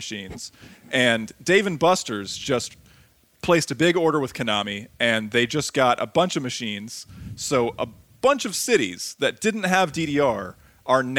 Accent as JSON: {"language": "English", "region": "Ohio", "country": "United States", "said": "I'm from that region"}